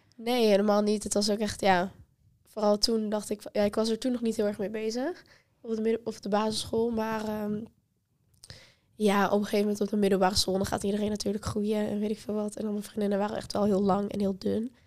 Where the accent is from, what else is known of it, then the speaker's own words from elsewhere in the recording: Apeldoorn, Gelderland, Netherlands; moved away; naar Apeldoorn, waar ik vandaan kom